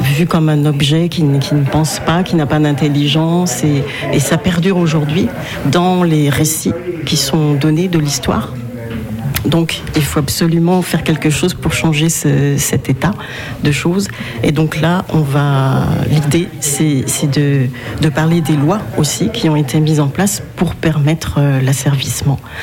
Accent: Benin; je viens du Bénin, donc d'Afrique de l'Ouest

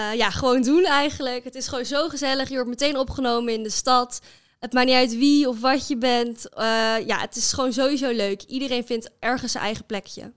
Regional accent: Amersfoort, Utrecht, Netherlands; moved away as an adult; now in Groningen, Netherlands; Ik kom oorspronkelijk uit Amersfoort

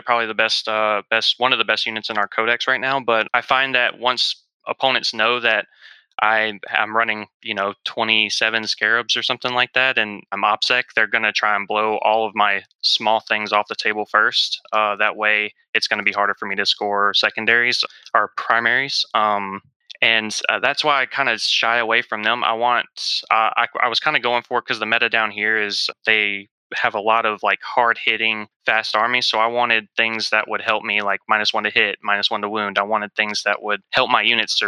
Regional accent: South Mississippi, United States; I'm from South Mississippi

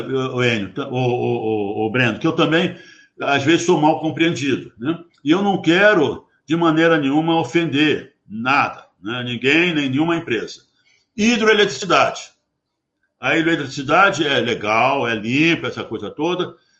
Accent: Brazil; eu, como empregado da Petrobras, como brasileiro, tenho um orgulho enorme

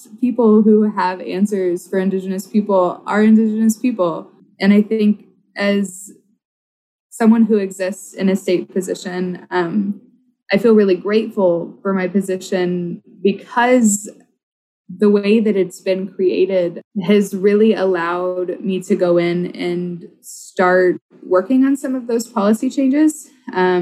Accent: Oklahoma, United States; now in Minnesota, United States; I grew up in Oklahoma

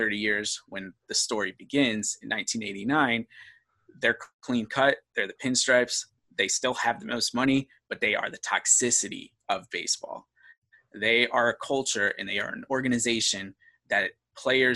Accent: New York, United States; growing up in New York

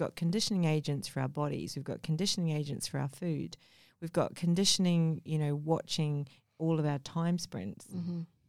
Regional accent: Mumbai, Maharashtra, India; born there; I mean, I was born in Mumbai, India.

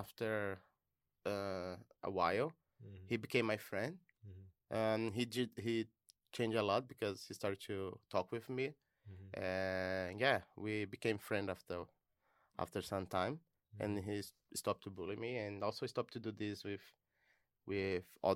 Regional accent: Brazil; moved away as an adult; I'm from Brazil. I'm an international student

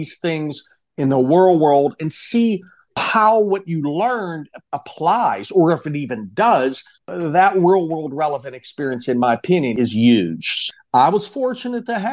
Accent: Pittsburgh, Pennsylvania, United States; moved away as an adult; now in Tampa, United States; I'm originally from Pittsburgh, Pennsylvania

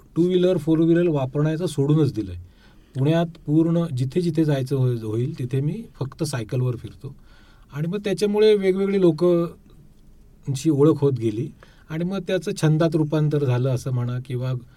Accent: Kolthare, Maharashtra, India; moved away as an adult; now in Pune, India; मूळचा मी कोकणचा आहे दापोली तालुक्यात कोळथरे आमचं एक छोटंसं गाव आहे

